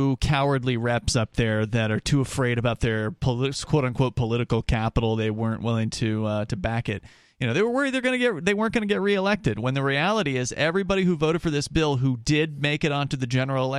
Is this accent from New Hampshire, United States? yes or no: yes; New Hampshire, United States; maybe there is something happening back in my home state of New Hampshire, right?